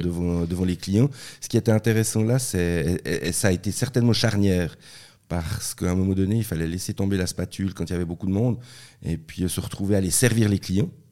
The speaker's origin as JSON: {"language": "French", "town": "La Tour-de-Peilz", "region": "Vaud", "country": "Switzerland", "tie": "born or raised there", "also_born_or_lived": "Basel / Bern", "first_language": "French", "said": "c'est là-bas que je suis né, et puis après ils sont euh, rentrés en Suisse romande, et j'ai grandi à la Tour de Paix"}